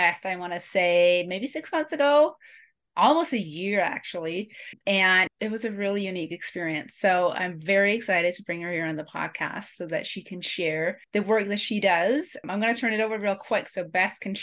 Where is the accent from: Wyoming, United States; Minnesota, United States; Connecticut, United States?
Wyoming, United States; Ten Sleep; I host epic Qi running retreats for women in my hometown of Tensleet, Wyoming.